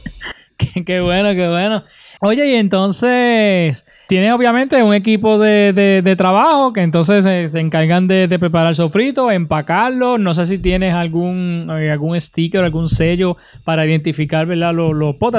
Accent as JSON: {"language": "Spanish", "town": "Utuado", "country": "Puerto Rico", "said": "mi pueblo de Utuado"}